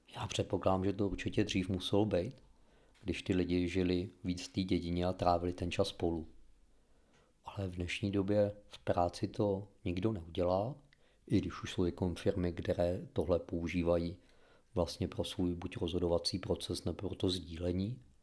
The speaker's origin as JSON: {"language": "Czech", "country": "Czechia", "said": "máme jako Češi určitý jiný vztah k některým tématům"}